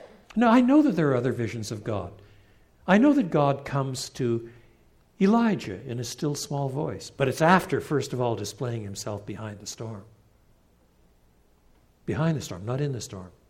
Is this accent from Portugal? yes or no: no; Canada; moved away; also born or lived in England; I was brought up in the St. Lawrence Valley in eastern Canada.